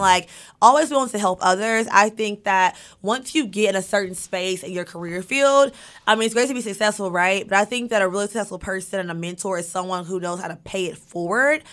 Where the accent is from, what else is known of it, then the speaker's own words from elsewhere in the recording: Monticello, Arkansas, United States; moved away as an adult; also born or lived in Fayetteville, Arkansas / Charlotte, North Carolina; now in Los Angeles, United States; Monticello, born and raised